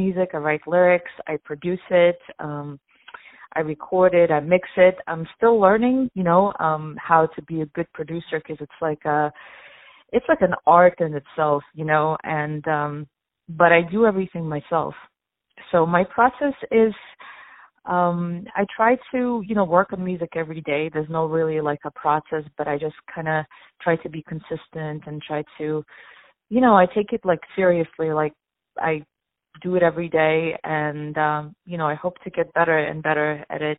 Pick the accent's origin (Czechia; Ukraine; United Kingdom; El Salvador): Ukraine; now in New York, United States; Originally, I'm actually from Ukraine. I immigrated to the United States. I've been living in New York for quite some time now